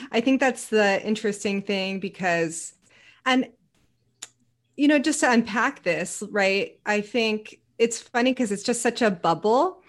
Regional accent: Cupertino, California, United States; also born or lived in West San Jose; now in Portland, United States; I'm originally from the Silicon Valley

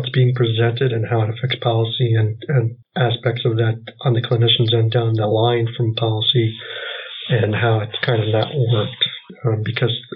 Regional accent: West Central Wisconsin, United States; So I am from West Central Wisconsin.

